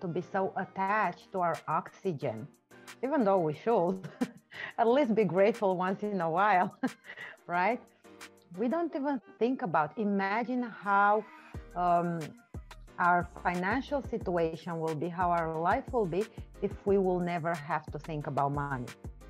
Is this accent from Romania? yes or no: yes; Romania; first language Romanian; English is a second language; I'm from Romania.